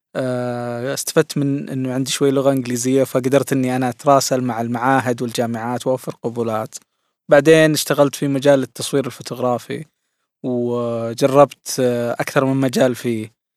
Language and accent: Arabic; Saudi Arabia; عندنا في السعودية